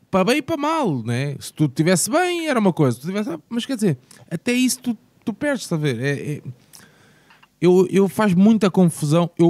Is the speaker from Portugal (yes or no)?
yes; Portugal; Porque nós pá, somos portugueses e, e, e, o nosso conceito é pai para filho, pai para filho